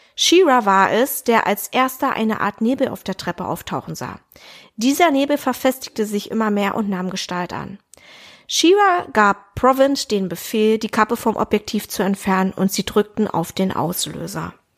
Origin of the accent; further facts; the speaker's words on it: Germany; bei uns in Deutschland